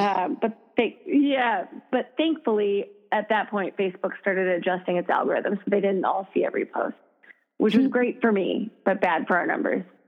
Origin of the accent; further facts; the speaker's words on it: Minnesota, United States; moved away as an adult; also born or lived in Madison, Wisconsin; now in Chicago, United States; I'm from Minnesota originally